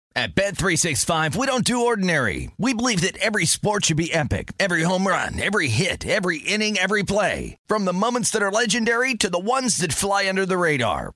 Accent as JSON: {"language": "English", "region": "New Jersey", "country": "United States", "said": "I'm from Jersey"}